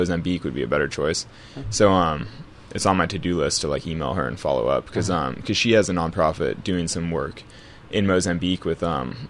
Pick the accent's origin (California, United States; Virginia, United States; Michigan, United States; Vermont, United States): California, United States; I'm from California, so obviously I'm very Yosemite-centric.